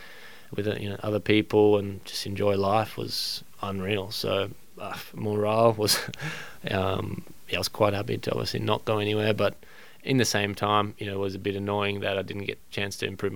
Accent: Australia; As an Australian

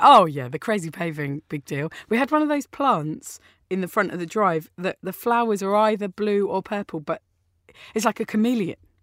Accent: Orpington, London, United Kingdom; I grew up in Austin Road.

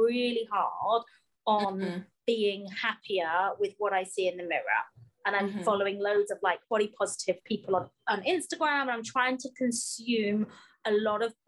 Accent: United Kingdom; We're British.

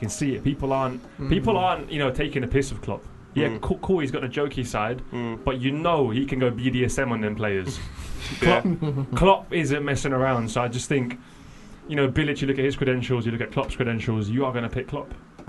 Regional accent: Croatia; born there; moved away; I was born in Croatia.

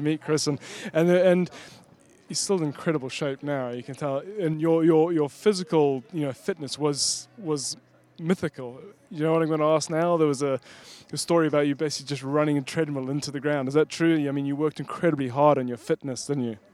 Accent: Zimbabwe; growing up in Zimbabwe, we got one tennis match a year on TV, and it was the Wimbledon final

